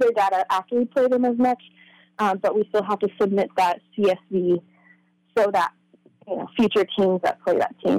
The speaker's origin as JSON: {"language": "English", "town": "Newburgh", "country": "United States", "tie": "born or raised there", "said": "I rode for the Newburgh High School equestrian team."}